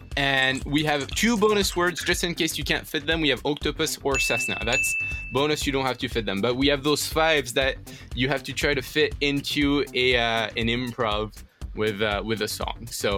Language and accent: English; France; So, as you know, like, I'm from France, right? And so I was in France last summer.